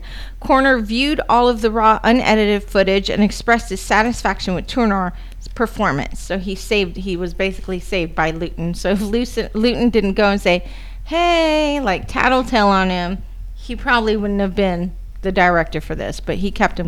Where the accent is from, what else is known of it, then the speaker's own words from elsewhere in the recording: United States; I am American